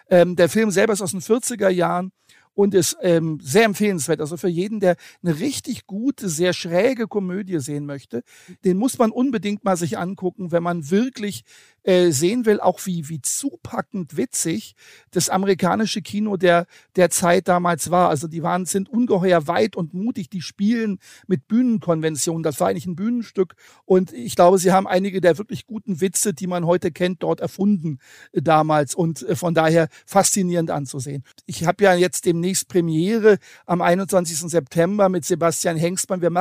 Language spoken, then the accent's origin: German; Hanover, Lower Saxony, Germany; born there; ich bin ja gebürtiger Hannoveraner